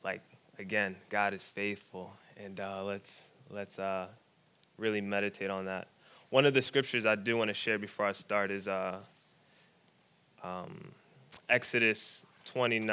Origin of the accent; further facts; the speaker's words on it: Philadelphia, Pennsylvania, United States; I grew up in Philadelphia. I grew up in Philly